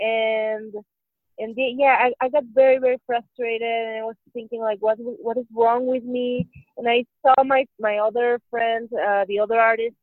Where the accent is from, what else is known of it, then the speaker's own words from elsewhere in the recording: Hermosillo, Sonora, Mexico; now in Mexico City, Mexico; I am originally from Hermosillo, Sonora, which is 3 hours away from the Arizona border, but I currently live in Mexico City.